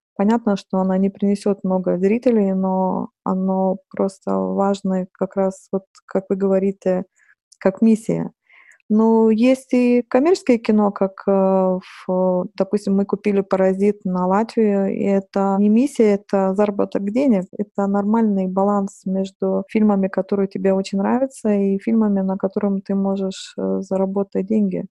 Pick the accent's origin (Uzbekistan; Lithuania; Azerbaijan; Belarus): Lithuania; Russian is a second language; moved away as an adult; also born or lived in Saint Petersburg, Russia; я литовка, и хотя я долго жила в России, но, наверное, не идеально выучила русский язык